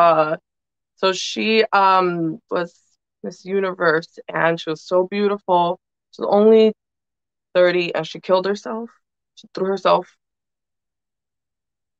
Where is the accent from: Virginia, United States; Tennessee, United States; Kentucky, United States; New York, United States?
New York, United States; New York City; also born or lived in Dominican Republic (family); I was born and raised here